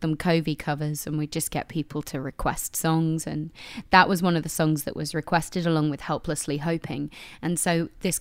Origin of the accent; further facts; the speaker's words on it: a village just outside Brighton, South East England, United Kingdom; also born or lived in London; I'm from a little village just outside of Brighton. at the foot of the hills. So I spent my, you know, youth going into Brighton